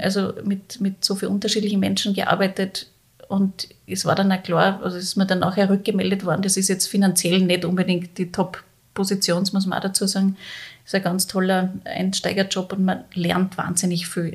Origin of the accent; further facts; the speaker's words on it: Salzburg, Austria; moved away as an adult; also born or lived in Vienna; ich bin gebürtige Salzburgerin